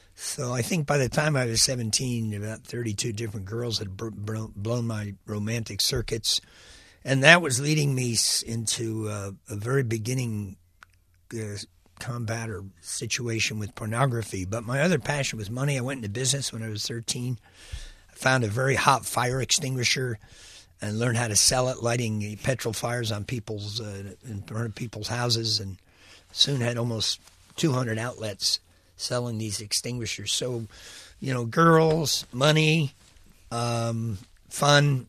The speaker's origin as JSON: {"language": "English", "country": "United States", "tie": "born or raised there", "also_born_or_lived": "Mexico", "moved": "as an adult", "said": "my hometown was a needy place, New York"}